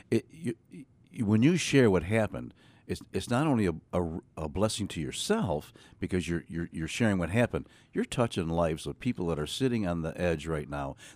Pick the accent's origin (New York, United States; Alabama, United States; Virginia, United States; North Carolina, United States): New York, United States; Western; born and raised in Western New